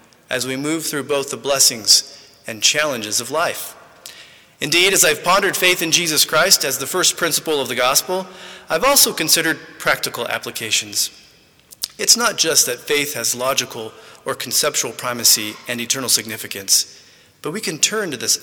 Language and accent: English; Midland, Texas, United States; moved away; also born or lived in Santa Ana, California; I was born in Santa Ana, California, but many of my growing up years were spent about 12 miles outside Midland, Texas